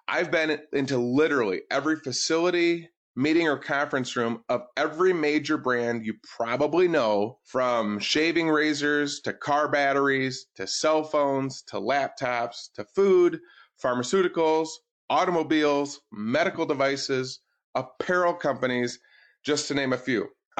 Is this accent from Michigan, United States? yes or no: yes; Kalamazoo, Michigan, United States; I was born and raised here in West Michigan in Kalamazoo